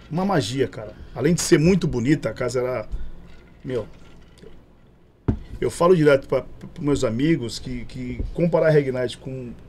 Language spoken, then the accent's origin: Portuguese; Santos, São Paulo, Brazil; sou da Baixada Santista. Porra, Somos 013.